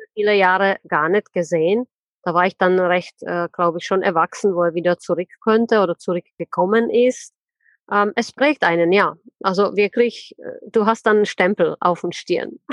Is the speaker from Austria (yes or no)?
no; Czechia; also born or lived in Plzeň, Czech Republic / Karlovy Vary, Czech Republic; now in Germany; ich bin in Tschechien geboren, in wunderschönen Pilzen. Das ist ja der Bierstadt, kennt ja wahrscheinlich ja. jeder. Bin dann in äh, Karlsbad groß geworden